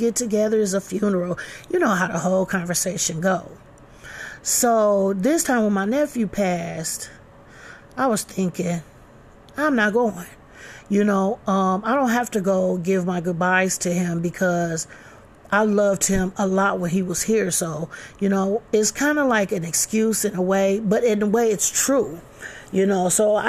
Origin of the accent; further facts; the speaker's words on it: Flint, Michigan, United States; we're all from Flint. We all live in Flint